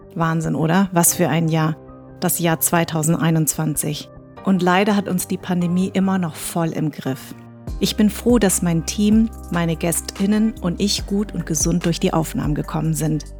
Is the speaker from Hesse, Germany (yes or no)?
yes; Darmstadt, Hesse, Germany; accent: Hessisch; ich bin in Darmstadt groß geworden, ich hatte ein weißes Umfeld, ich habe Deutsch gesprochen, ich habe Hessisch gesprochen sogar